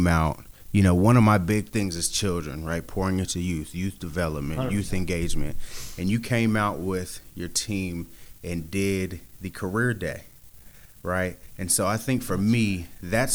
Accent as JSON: {"language": "English", "town": "Sacramento", "region": "California", "country": "United States", "tie": "born or raised there", "said": "I'm a guy from Sacramento, California, born and raised"}